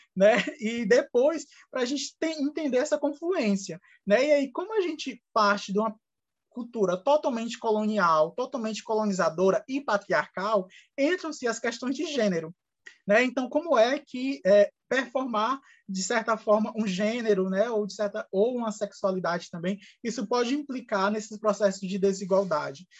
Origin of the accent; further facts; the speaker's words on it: Brazil; a nossa realidade enquanto brasileiros e brasileiras